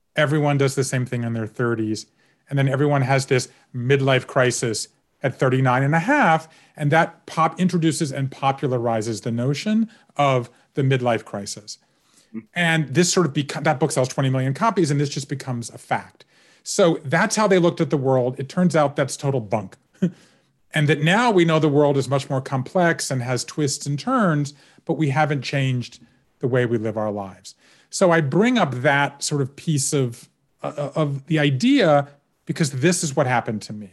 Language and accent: English; Georgia, United States; having grown up in Georgia, and particularly as a Jew in Georgia